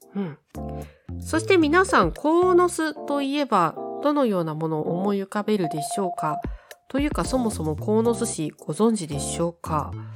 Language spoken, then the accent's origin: Japanese; Saitama, Japan; 埼玉県民としては